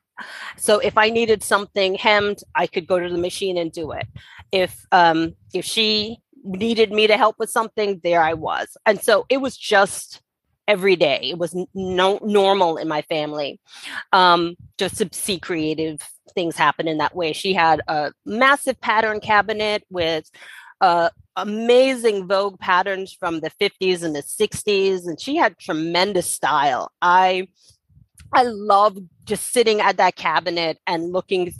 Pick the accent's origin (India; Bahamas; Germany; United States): Bahamas; Nassau, New Providence; I was born and raised in Nassau, Bahamas